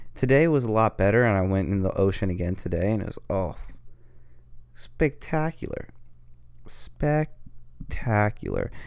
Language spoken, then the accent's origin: English; California, United States; I'm from California